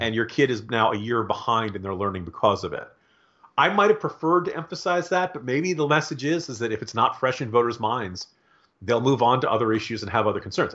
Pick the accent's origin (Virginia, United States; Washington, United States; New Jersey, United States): Virginia, United States; my home state of Virginia